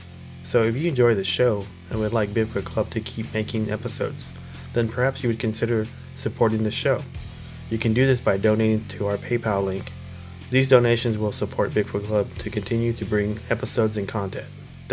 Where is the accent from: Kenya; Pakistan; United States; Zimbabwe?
United States; Dallas, Texas; on our block that we grew up in Oak Cliff, it was.